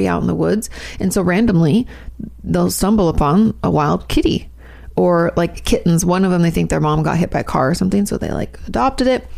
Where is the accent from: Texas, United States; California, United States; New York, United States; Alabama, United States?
California, United States; moved away as an adult; us Californians